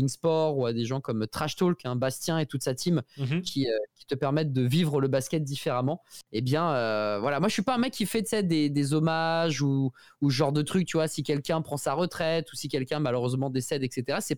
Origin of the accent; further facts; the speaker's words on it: Portugal; first language Portuguese; French is a second language; Je suis portugais